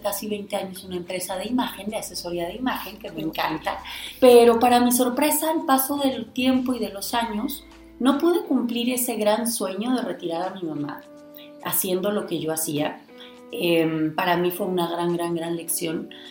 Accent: Guanajuato, Mexico; de donde yo soy, que es de Guanajuato

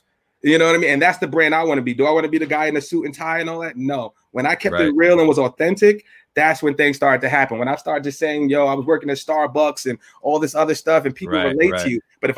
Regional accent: New York City, New York, United States; from Evander Childs High School in the Bronx.

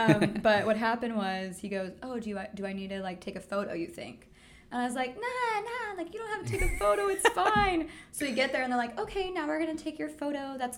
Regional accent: San Diego, California, United States; moved away as an adult; now in Amsterdam, Netherlands; We're from San Diego.

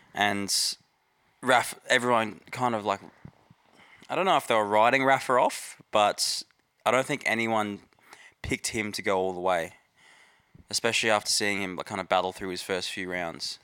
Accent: Australia; as an Aussie

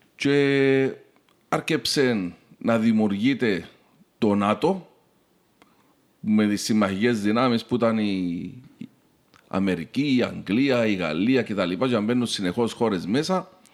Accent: Cyprus

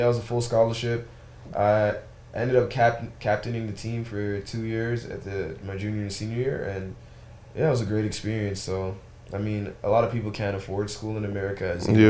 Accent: Toronto, Ontario, Canada; moved away as an adult; also born or lived in Connecticut / New York City; now in St. Louis, United States; I'm originally from Toronto, Canada.

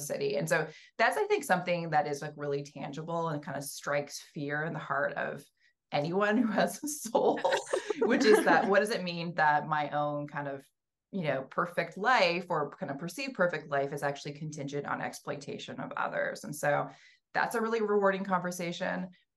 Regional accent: Western Canada, Canada; moved away as an adult; also born or lived in Allston, Boston; now in Cambridge, United States; I'm from Western Canada. I was born and raised there, and I ended up coming to Boston for an MFA.

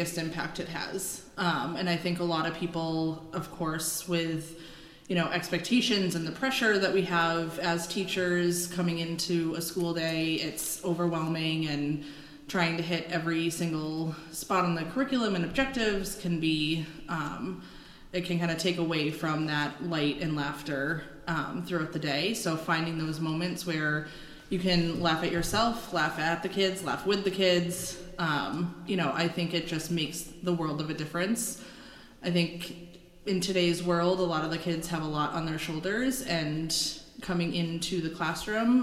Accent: Minnesota, United States; moved away; I grew up there.

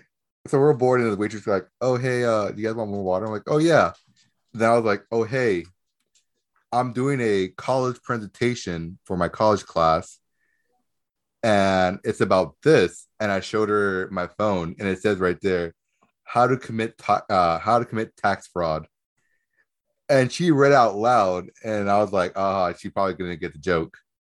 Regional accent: Redlands, California, United States; I'm from Redlands.

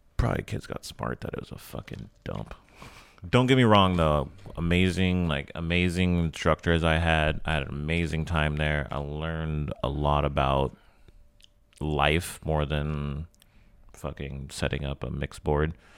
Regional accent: the South, United States; moved away; I grew up in the South

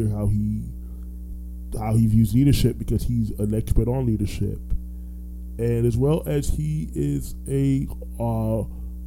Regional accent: Orlando, Florida, United States; also born or lived in Brooklyn, New York; I'm originally from Brooklyn, New York, but raised in Orlando. So I lived there for 7. People say they still hear my accent

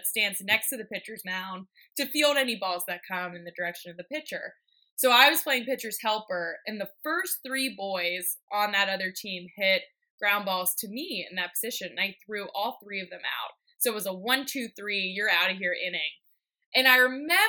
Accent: Pittsburgh, Pennsylvania, United States; I grew up in Pittsburgh, Pennsylvania

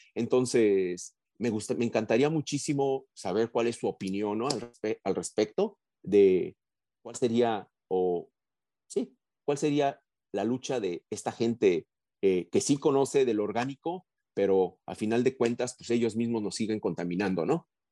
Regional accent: Mexico City, Mexico; moved away; also born or lived in Arizona; soy un, hombre migrante, ¿verdad? Vengo de la Ciudad de México, de una ciudad donde eh, en vez de nubes blancas tenemos una nube de smog muy oscura, ¿verdad? Entonces, y así crecí

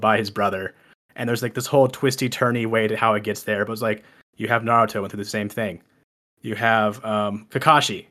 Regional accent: Texas, United States; I'm originally from Texas.

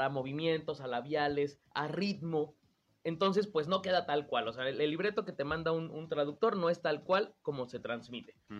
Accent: Mexico City, Mexico; yo soy de la Ciudad de México

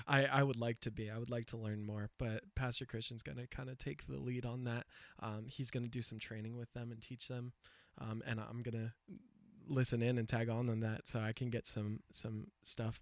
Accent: United States; as an American, like an English speaker

